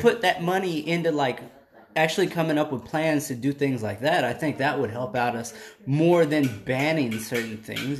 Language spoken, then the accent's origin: English; South Texas, United States; I grew up in South Texas